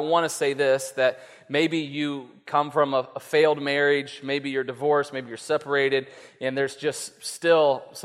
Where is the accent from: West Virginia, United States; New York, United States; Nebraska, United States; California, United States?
West Virginia, United States; we're from West Virginia